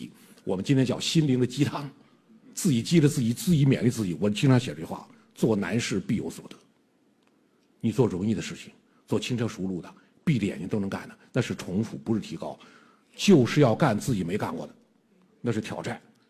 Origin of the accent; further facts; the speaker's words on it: China; 我们中国人为什么相信马克思主义？